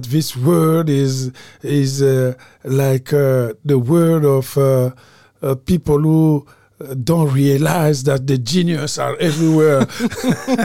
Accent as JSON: {"language": "English", "country": "Republic of the Congo", "moved": "yes", "said": "from Congo-Brazzaville, novelist and professor at UCLA"}